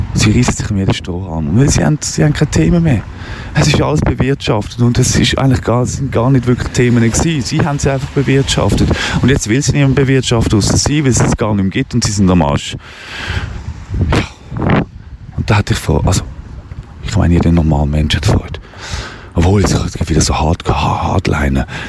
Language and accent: German; Switzerland; also born or lived in Wettingen; wir sind Schweizer